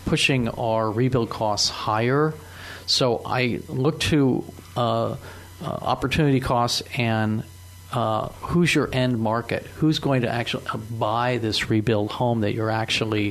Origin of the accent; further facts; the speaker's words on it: Marin County, California, United States; also born or lived in Petaluma, California; I'm a third-generation native Californian, and I am in Petaluma, California, but I specialize in Marin, Sonoma, and Napa. So I know these three markets really, really well, and I grew up in Marin County